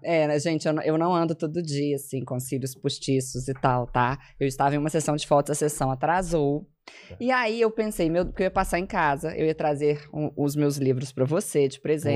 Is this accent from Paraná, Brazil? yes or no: no; Belo Horizonte, Minas Gerais, Brazil; moved away as an adult; now in São Paulo, Brazil; Eu sou formada em letras pelo FMG, sou de Belo Horizonte. Uh, moro em São Paulo desde o início da pandemia